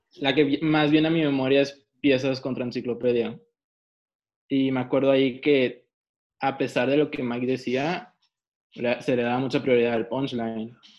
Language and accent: Spanish; Mexico; soy mexicano